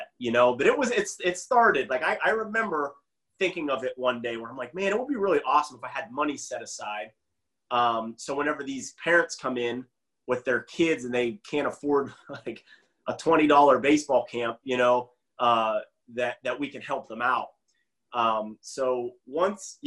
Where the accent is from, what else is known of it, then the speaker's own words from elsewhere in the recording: Beaver County, Pennsylvania, United States; moved away; I would teach a bunch in the area I'm from in Beaver County, Pennsylvania